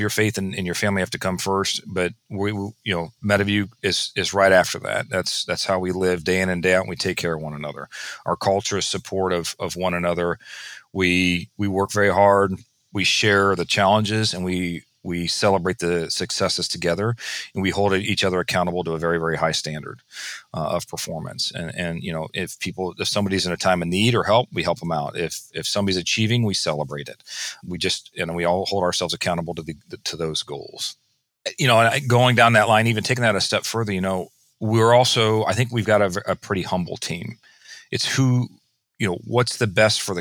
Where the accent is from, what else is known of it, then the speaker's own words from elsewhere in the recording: Findlay, Ohio, United States; I'm from Findlay